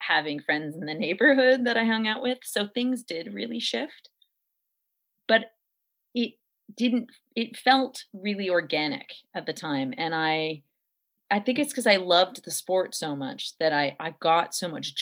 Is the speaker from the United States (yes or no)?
no; Montreal, Quebec, Canada; I grew up in Montreal